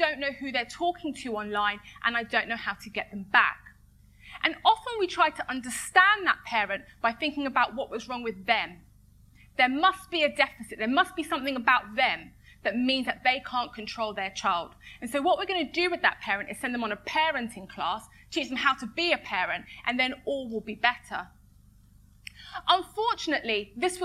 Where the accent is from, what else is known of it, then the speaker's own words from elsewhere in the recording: London, United Kingdom; I am not from Tottenham. I am from Edmonton.